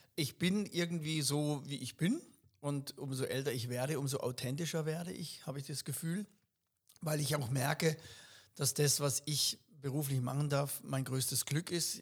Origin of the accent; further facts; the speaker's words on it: Upper Black Forest, Baden-Württemberg, Germany; now in Ettenheim, Germany; Ich bin ja ursprünglich vom Hochschwarzwald, das liebe ich genauso. Das ist mein Geburtsort, das ist quasi auch ein Stück Heimat.